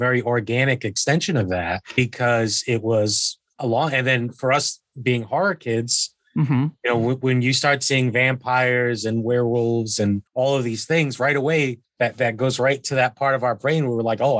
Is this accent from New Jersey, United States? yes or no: no; Fall River, Massachusetts, United States; growing up in Fall River